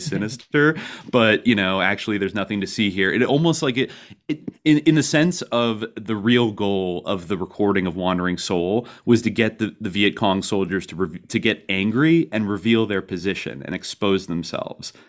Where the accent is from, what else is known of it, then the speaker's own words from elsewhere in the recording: San Francisco Bay Area, California, United States; I grew up in the San Francisco Bay Area